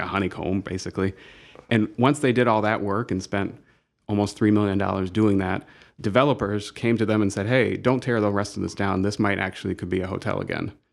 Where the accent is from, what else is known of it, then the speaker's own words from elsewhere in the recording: Dayton, Ohio, United States; moved away as an adult; now in Toledo, United States; I grew up in Dayton and was there until undergrad